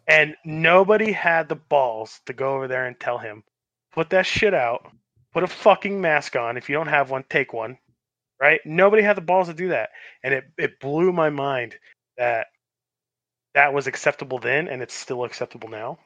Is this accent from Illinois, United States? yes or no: no; Los Angeles, California, United States; moved away; also born or lived in Long Beach / Arizona; I'm a West Coast boy. I grew up in Los, uh, Los, Los Angeles and, like, Long Beach, and then I moved to Arizona